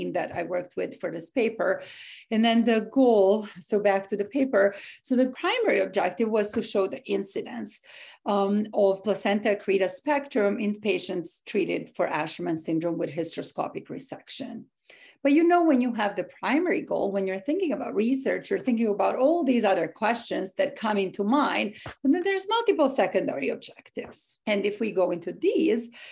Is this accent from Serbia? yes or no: yes; Serbia; moved away as an adult; also born or lived in Boston area, Massachusetts, United States; now in Washington, D.C., United States; I'm originally from Serbia in Eastern Europe. I came to this country 10 years ago.